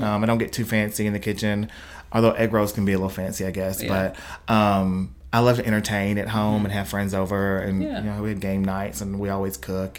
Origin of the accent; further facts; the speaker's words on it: Atwood, Tennessee, United States; now in Jackson, United States; I'm actually from Atwood, which is about 40 minutes from here.